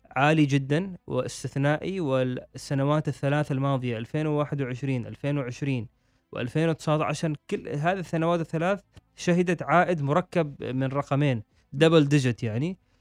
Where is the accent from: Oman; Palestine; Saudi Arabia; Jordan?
Oman; نحن مثلا عندنا في الخليج او في السلطنه